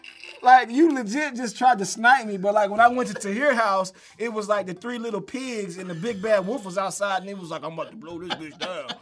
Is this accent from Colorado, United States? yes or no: no; Cobb County, Georgia, United States